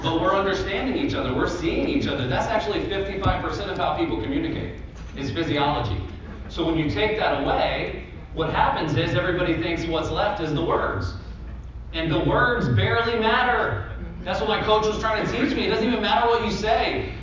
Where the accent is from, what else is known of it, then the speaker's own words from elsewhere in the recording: Central Florida, United States; I'm from Central Florida, so in Orlando